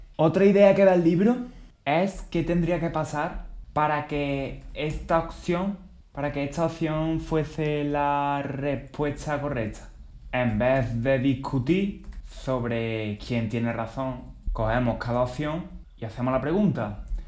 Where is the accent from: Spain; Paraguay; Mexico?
Spain; en mi país, por ejemplo, España